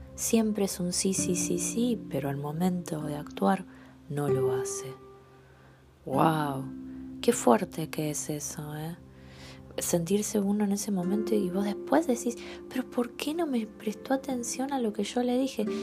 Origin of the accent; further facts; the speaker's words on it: Argentina; como argentinos